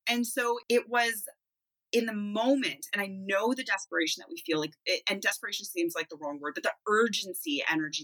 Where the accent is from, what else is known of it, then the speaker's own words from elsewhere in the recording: Manitoba, Canada; now in Kelowna, Canada; I'm originally a Manitoban.